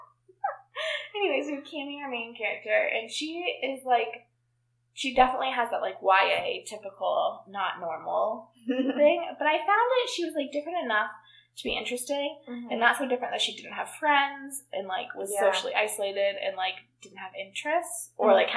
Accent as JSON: {"language": "English", "country": "United States", "said": "We're not English. We're American."}